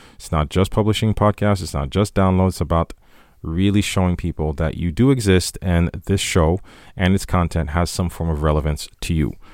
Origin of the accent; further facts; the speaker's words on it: Haiti; moved away; growing up in Haiti